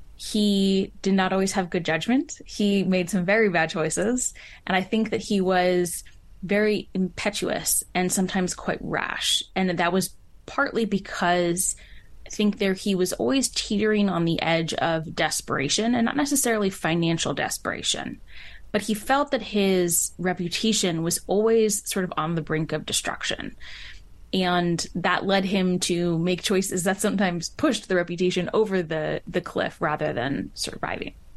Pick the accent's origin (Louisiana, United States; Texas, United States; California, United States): California, United States; moved away as an adult; also born or lived in Washington, District of Columbia, United States; I grew up in California